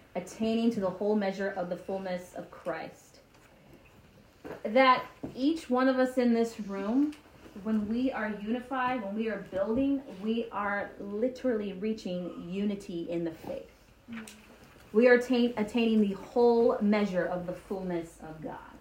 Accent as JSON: {"language": "English", "town": "Marietta", "region": "Georgia", "country": "United States", "tie": "born or raised there", "said": "I grew up in Marietta, Georgia"}